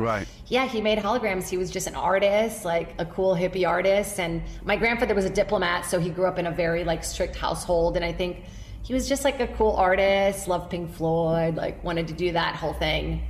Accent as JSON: {"language": "English", "country": "Brazil", "tie": "born or raised there", "moved": "yes", "lives_now": "United States", "said": "Born and raised in Brazil"}